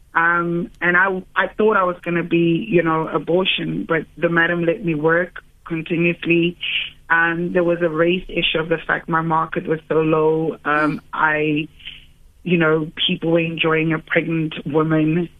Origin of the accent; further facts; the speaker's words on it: Cape Town, Western Cape, South Africa; I grew up in Cape Town. Um, I grew up in Woodstock Rogers Street as a very happy kid